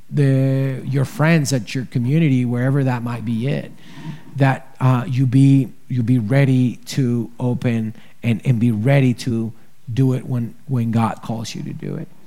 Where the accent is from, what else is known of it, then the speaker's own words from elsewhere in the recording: Ecuador; now in United States; human trafficking is happening in Ecuador, and I'm obviously from Ecuador, so I'm here. And I'm gonna be telling you about Ecuador.